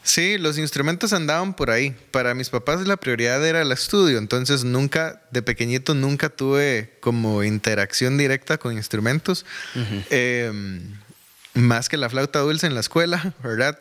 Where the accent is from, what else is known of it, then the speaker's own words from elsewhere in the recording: Desamparados, San José, Costa Rica; also born or lived in Alajuelita / San Francisco de Dos Ríos / Curridabat; now in Goicoechea, Costa Rica; nací en Alajuelita, me crié en Desamparados